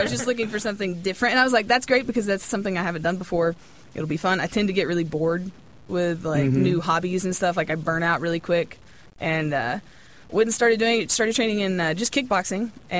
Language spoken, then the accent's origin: English; Kentucky, United States